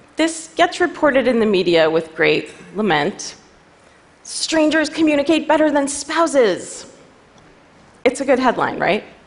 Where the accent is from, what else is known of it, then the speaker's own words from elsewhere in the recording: New York City, New York, United States; I'm a New Yorker